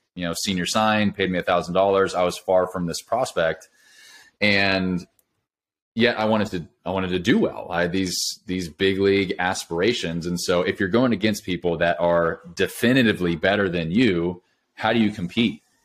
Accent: California, United States; moved away as an adult; now in Nashville, United States; I grew up in California, moved to Nashville about five years ago, but grew up in California

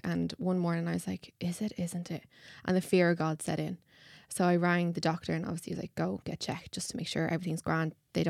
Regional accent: County Kildare, Ireland; I'm 23 from Kildare.

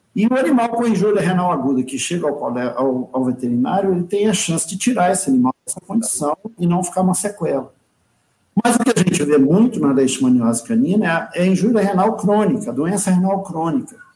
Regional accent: Brazil; como brasileiro

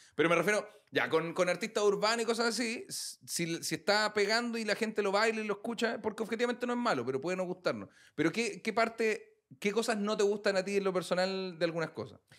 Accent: Puente Alto, Santiago Metropolitan Region, Chile; also born or lived in Recoleta; yo soy, de Puente, viví toda la vida en Puente también

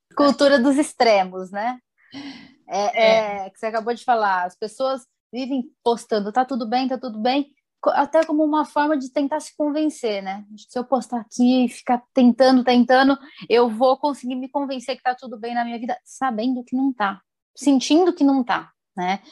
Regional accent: interior of São Paulo, Brazil; moved away as an adult; also born or lived in Campinas; now in Paraná, Brazil; eu sou do interior de São Paulo, sou formada em Campinas também, né? Hum. E aí eu fui para o Sul e atualmente estou no Paraná.

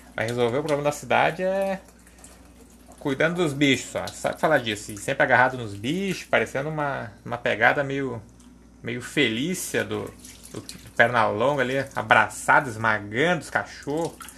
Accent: Porto Alegre, Rio Grande do Sul, Brazil; accent: gaúcho; Eu sou aqui de Porto Alegre, né? minha família também

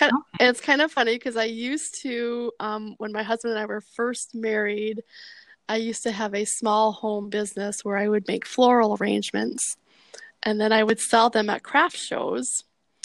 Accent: Mobridge, South Dakota, United States; I grew up in a really small town in north central South Dakota called Mobridge, and it's right along the Missouri River. So my dad worked for the U.S. Army Corps of Engineers. So we always lived on a town along the Missouri River.

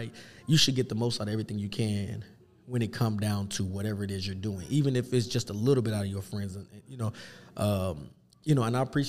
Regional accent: Kansas City, Missouri, United States; now in Omaha, United States; I'm from KC and stuff, and all my friends and family is there, I've been here long enough to say I'm from from Omaha.

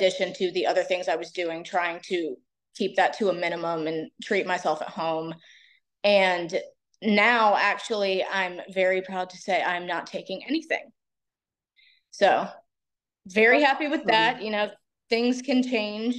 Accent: Raleigh, North Carolina, United States; now in Wilmington, United States; I'm originally from Raleigh

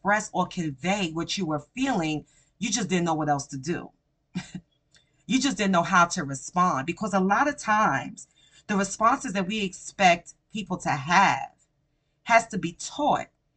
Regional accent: New York, United States; I'm a New Yorker and I grew up from my teen years to my young adult years within the Rough Rider culture

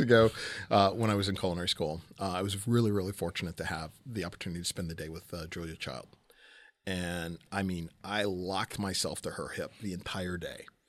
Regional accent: Southern California, United States; moved away; I'm originally from Southern California

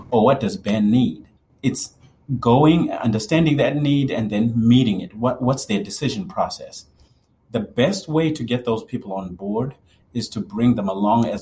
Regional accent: Zimbabwe; moved away as an adult; also born or lived in Kentucky; now in United States; Born and raised in Zimbabwe, lived there all through high school.

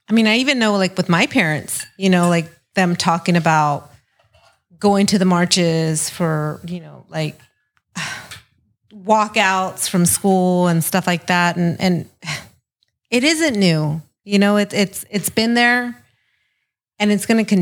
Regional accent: Sacramento, California, United States; now in San Diego, United States; I grew up in Sacramento

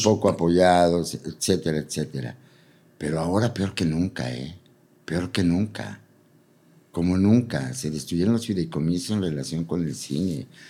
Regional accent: Puebla, Mexico; moved away; also born or lived in Mexico City; A diferencia de cómo crecí en Puebla y a diferencia de cómo crecí, o sea, como mi juventud en la Ciudad de México

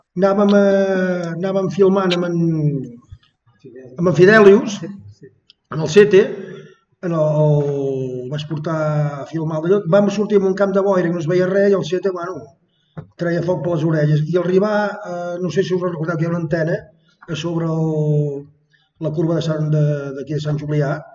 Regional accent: Sant Feliu de Guíxols, Catalonia, Spain; soc de Sant Feliu de Guíxols

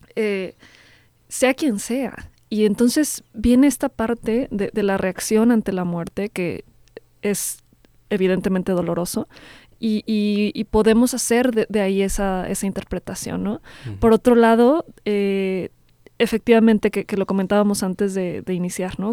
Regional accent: Mexico; nos conforman como mexicanos

